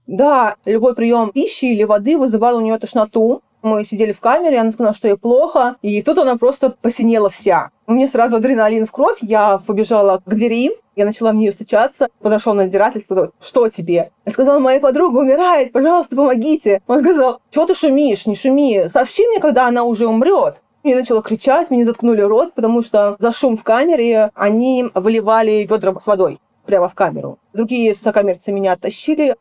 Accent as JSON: {"language": "Russian", "country": "Russia", "moved": "yes", "said": "я из России"}